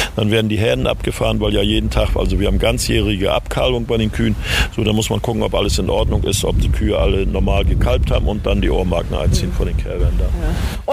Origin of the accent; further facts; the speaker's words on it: Germany; mein Geburtsort ist Sahnitz